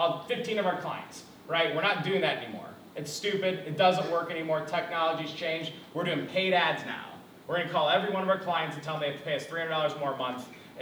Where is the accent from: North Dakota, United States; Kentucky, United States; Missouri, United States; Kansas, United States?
Missouri, United States; South County; I grew up in South County, dirt poor, right? I went to Melville High School